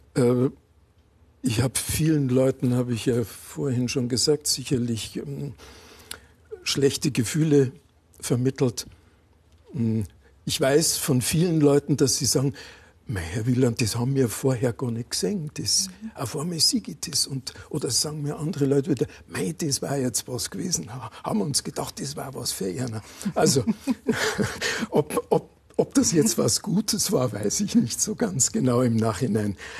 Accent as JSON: {"language": "German", "town": "Landshut", "region": "Bavaria", "country": "Germany", "tie": "born or raised there", "also_born_or_lived": "Berlin", "said": "ich bin in einer alten Stadt aufgewachsen, in Landshut"}